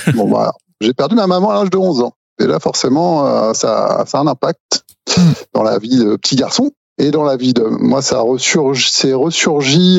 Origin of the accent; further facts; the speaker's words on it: Normandy, France; je suis normand